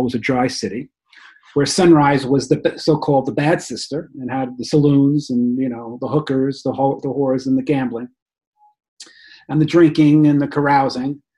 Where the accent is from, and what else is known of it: Rockland County, New York, United States; born or raised there; moved away as an adult; also born or lived in Bronx, New York / Florida; now in New Jersey, United States